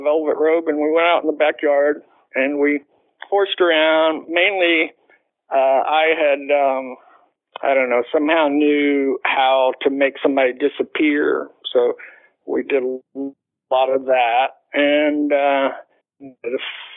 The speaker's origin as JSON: {"language": "English", "town": "Fort Worth", "region": "Texas", "country": "United States", "tie": "born or raised there", "said": "I came from Southwest High"}